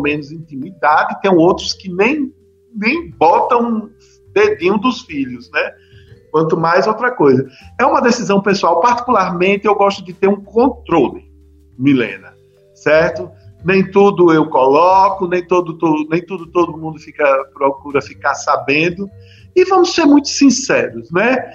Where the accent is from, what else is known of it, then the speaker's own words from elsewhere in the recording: Bahia, Brazil; somos do mesmo estado